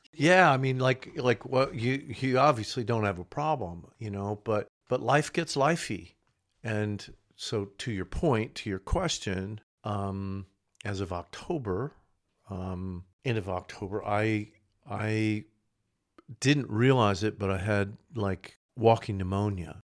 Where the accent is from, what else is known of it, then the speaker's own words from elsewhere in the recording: Tulsa, Oklahoma, United States; I'm originally from Oklahoma, Tulsa.